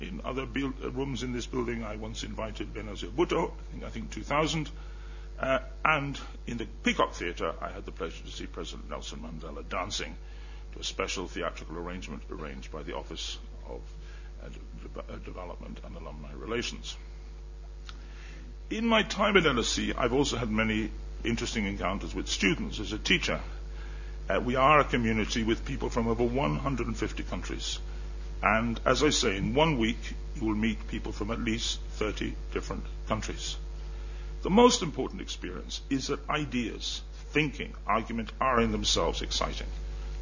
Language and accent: English; Ireland; moved away; I was born and brought up in Ireland.